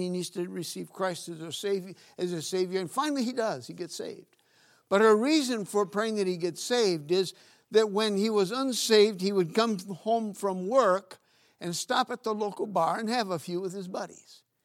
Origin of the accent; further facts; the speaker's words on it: Northeast Region, Brazil; now in United States; Growing up in Brazil, I was, in the northeast part of Brazil